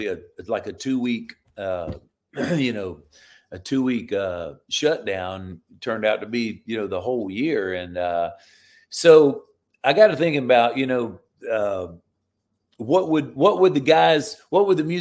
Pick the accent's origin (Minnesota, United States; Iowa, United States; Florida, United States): Florida, United States; moved away as an adult; I live down in Florida now. I'm back in my home state.